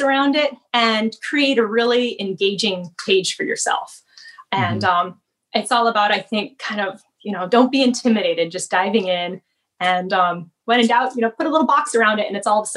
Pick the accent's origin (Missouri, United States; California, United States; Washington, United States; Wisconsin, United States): Washington, United States; Seattle; also born or lived in Northfield, Minnesota; being born and raised in Seattle